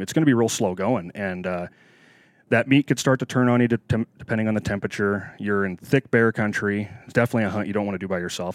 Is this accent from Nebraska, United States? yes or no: yes; Nebraska, United States; moved away as an adult; also born or lived in Wyoming; now in Alaska, United States; I was, I was born and raised in the Midwest, uh, Nebraska boy, farm boy, um, till I was about twenty years old